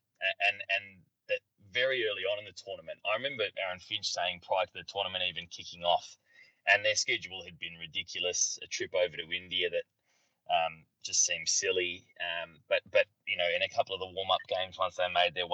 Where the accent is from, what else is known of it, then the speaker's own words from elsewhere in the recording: Australia; my home country